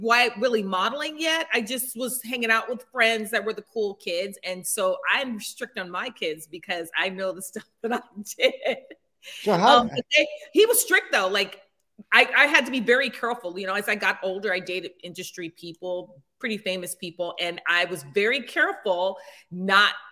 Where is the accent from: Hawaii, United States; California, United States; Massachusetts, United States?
California, United States; Los Angeles; also born or lived in Newark, New Jersey / Nutley, New Jersey; I moved out here when I was technically 10 and was raised in the Valley. I'm a Valley girl, true Valley girl